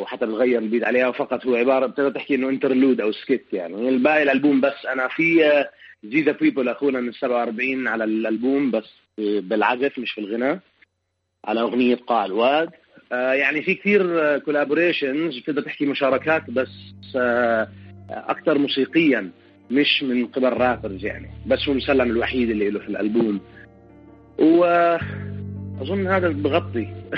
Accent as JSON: {"language": "Arabic", "town": "Amman", "region": "Amman Governorate", "country": "Jordan", "tie": "born or raised there", "also_born_or_lived": "Palestine", "moved": "as an adult", "lives_now": "Chicago, United States", "said": "عمان المدينه اللي انا كبرت فيها"}